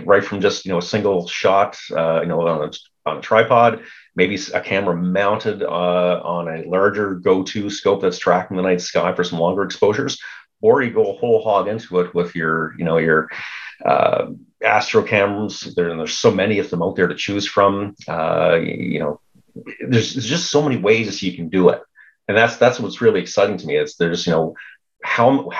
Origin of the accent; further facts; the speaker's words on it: Cape Breton Island, Nova Scotia, Canada; growing up in Cape Breton Island, Nova Scotia, small village, really dark, right on the coast.